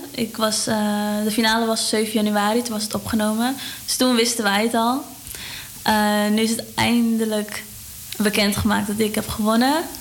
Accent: Amsterdam, North Holland, Netherlands; born there; Ja, ik ben geboren in Amsterdam.

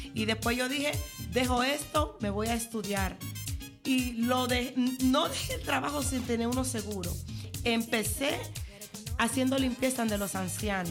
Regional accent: Dominican Republic; now in Netherlands; yo me crié en Villa en la fase nueva de Villa pero sí soy campesina

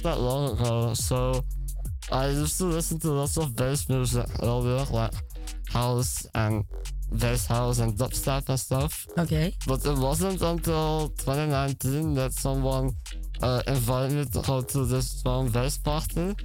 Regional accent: Weston, Limburg, Netherlands; moved away as an adult; also born or lived in Weert; now in Amsterdam, Netherlands; I was born in Weird, but I lived in Weston my whole life.

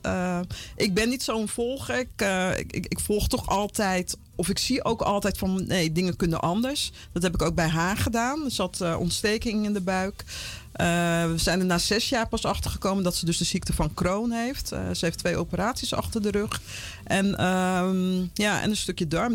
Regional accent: Vlaardingen, South Holland, Netherlands; moved away as an adult; also born or lived in Paramaribo, Suriname / Utrecht / Amsterdam; now in Almere, Netherlands; ik, ben in eh, Rotterdam, Vlaardingen opgegroeid

